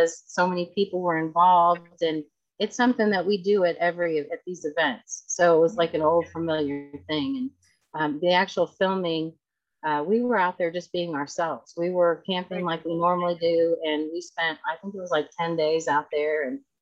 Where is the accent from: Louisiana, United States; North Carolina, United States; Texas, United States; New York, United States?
Texas, United States; moved away; I grew up in Texas, so we make Tex-Mex all the time